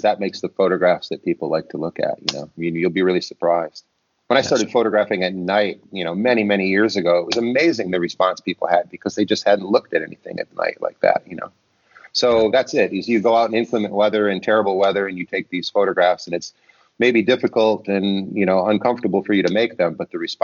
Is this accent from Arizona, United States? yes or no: no; Detroit, Michigan, United States; I grew up in Detroit and I lived very near the Rouge auto plant